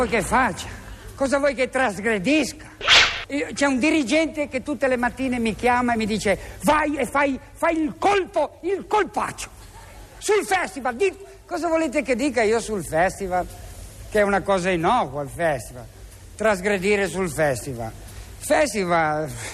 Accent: 50 km from Sanremo, Liguria, Italy; io sono nato a 50 km

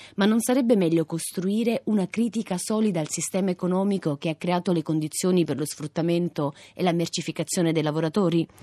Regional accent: Italy; Vengo dall'Italia

